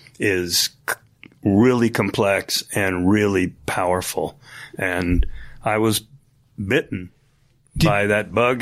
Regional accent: Cornwall-on-Hudson, New York, United States; I grew up in upstate New York here in Cornwall on Hudson, New York, right by West Point on the Hudson River.

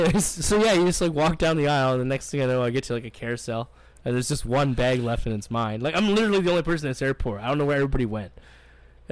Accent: Winnipeg, Manitoba, Canada; I was from Winnipeg

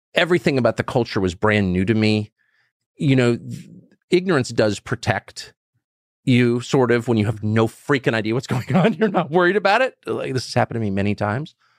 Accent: United States; 'cause I'm American." and I've lived here my whole life

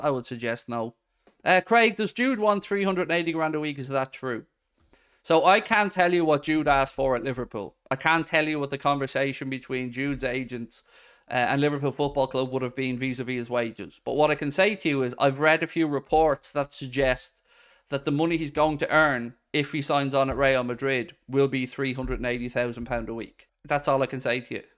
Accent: Ireland; I'm from Ireland

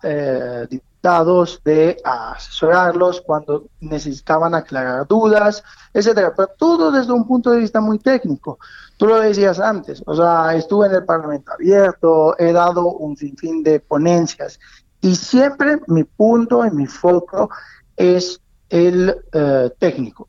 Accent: Italy; now in Mexico

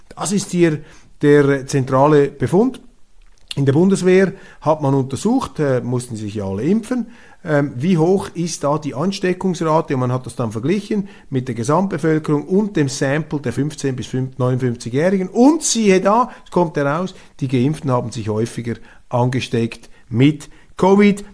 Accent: Switzerland; als Schweizer

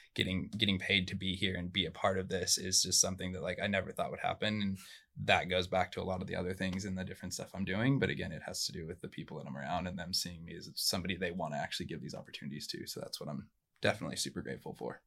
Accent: Surfside, California, United States; first language Spanish; English is a second language; I grew up in Orange County. I grew up in a small little town called Surfside

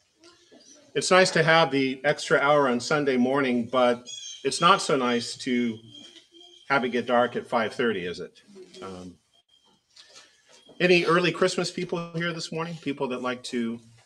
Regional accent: Oregon, United States; now in Virginia, United States; I grew up in the Willamette Valley of Oregon near Portland

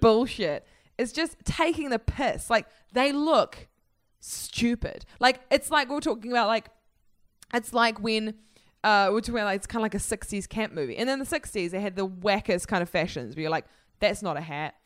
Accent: New Zealand; I'm from New Zealand.

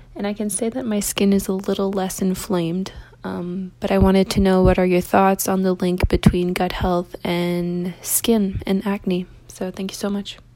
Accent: Canada; I'm from Canada

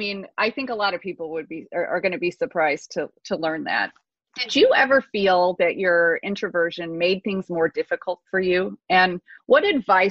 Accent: Midwest, United States; now in Washington, D.C., United States; I grew up in the Midwest

